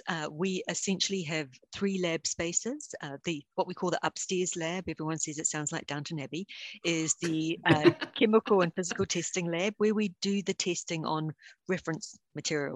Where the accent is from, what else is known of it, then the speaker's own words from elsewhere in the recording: New Zealand; accent: deep Southern; now in United States; I'm originally from New Zealand